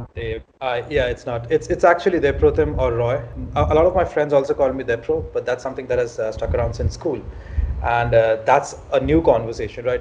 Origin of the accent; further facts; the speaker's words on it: Ranchi, Jharkhand, India; moved away as an adult; now in Mumbai, India; I'm from Ranchi originally. Back in 2008, I uh, came from Ranchi to Bombay, and I've been in Bombay ever since.